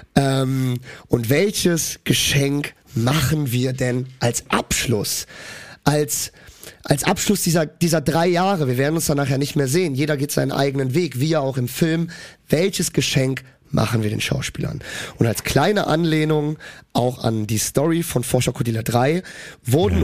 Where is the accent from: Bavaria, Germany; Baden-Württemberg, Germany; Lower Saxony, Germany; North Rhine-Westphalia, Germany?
North Rhine-Westphalia, Germany; Cologne; ich komme aus Köln. Äh, normal. Wir Kölner oder generell aus N R